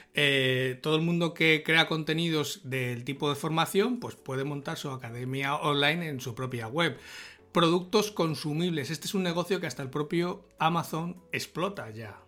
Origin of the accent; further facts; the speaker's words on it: Salamanca, Castile and León, Spain; soy de Salamanca